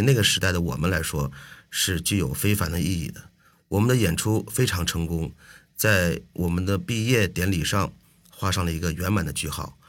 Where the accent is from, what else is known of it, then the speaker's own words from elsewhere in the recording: China; moved away as an adult; also born or lived in Minsk, Belarus; 作为中国人的代表，